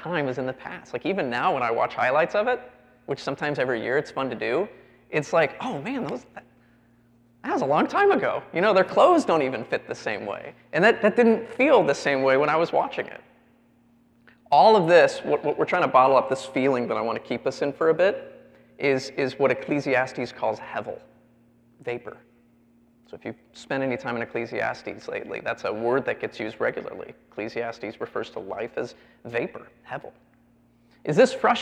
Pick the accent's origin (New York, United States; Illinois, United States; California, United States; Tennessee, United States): Illinois, United States; Chicago; I grew up in the Chicago area.